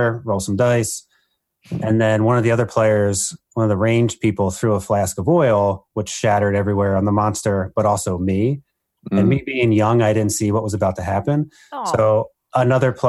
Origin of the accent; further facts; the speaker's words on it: New Jersey, United States; moved away as an adult; also born or lived in Iowa / Texas; now in Minnesota, United States; I had originally been exposed to the game as a young child growing up in New Jersey